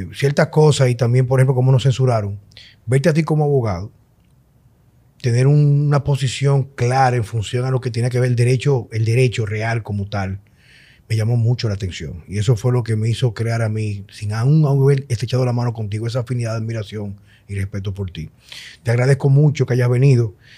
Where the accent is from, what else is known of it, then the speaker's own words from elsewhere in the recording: Dominican Republic; sabemos cómo somos los dominicanos con el tránsito